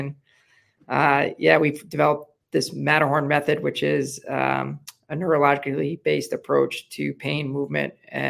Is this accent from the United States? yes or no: yes; Long Island, New York, United States; now in Southwest Florida, United States; New York, Long Island, New York.